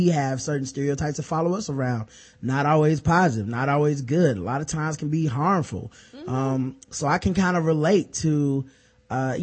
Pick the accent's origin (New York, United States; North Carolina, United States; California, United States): North Carolina, United States; the South; we're from the South. This is North Carolina.